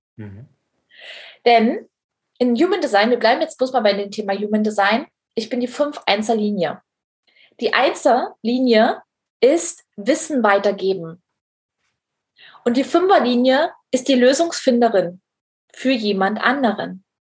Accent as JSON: {"language": "German", "region": "East Germany", "country": "Germany", "said": "wir kommen nämlich beide aus dem Osten, äh, aus der mhm. DDR"}